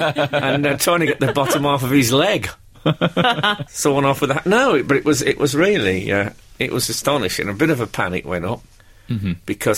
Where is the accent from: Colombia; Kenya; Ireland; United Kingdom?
United Kingdom; I'm a British comedian in a public place, there's a dead parrot, I feel I have to do something.